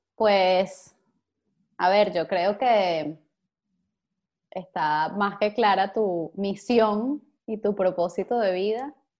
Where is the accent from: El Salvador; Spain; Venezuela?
Venezuela; venezolanos, que es lo que tienen en común todos nuestros invitados, eh, y, que lo tienen en común conmigo